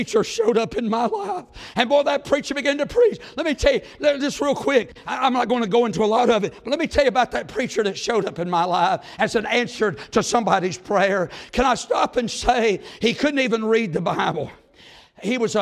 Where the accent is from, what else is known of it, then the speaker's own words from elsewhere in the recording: Mount Airy, North Carolina, United States; now in Fancy Gap, United States; I live in Fancy Gap, but we're both from Mount Airy